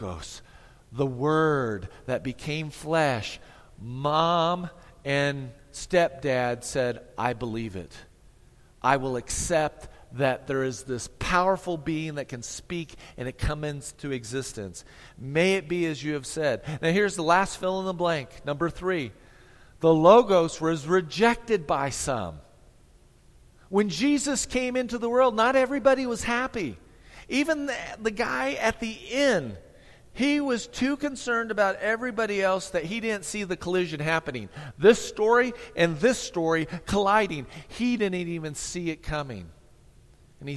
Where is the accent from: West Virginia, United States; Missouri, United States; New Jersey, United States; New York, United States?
Missouri, United States; moved away; Tammy and I, we came from Missouri, town of 4,500